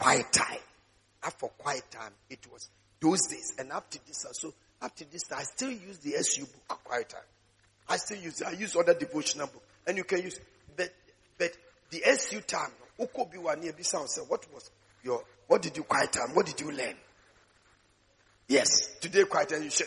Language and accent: English; Takoradi, Western Region, Ghana; I was in Takoradi. That was the place where I gave my life to Christ when I joined the Tears of Jesus